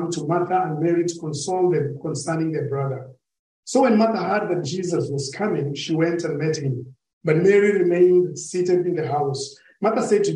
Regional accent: Kenya; I come from Kenya, but I've never visited

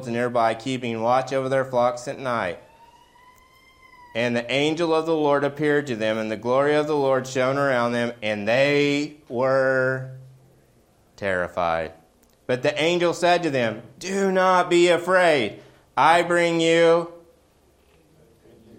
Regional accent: Oklahoma, United States; accent: Okie; my Okie accent

